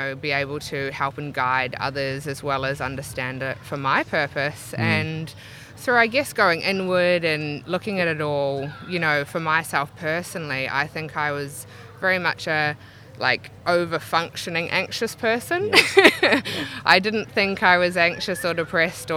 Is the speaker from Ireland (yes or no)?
no; Auckland, New Zealand; moved away as an adult; now in Brisbane, Australia; I grew up in Gleneden, out Tararangi Way